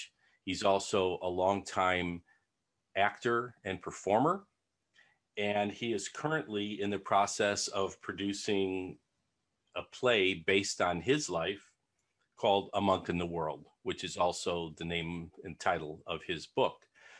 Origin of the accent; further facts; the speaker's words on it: Chicago, Illinois, United States; Richard grew up in Chicago on the far south side, as I did too. I grew up in Pullman, which I've mentioned on several occasions on this show.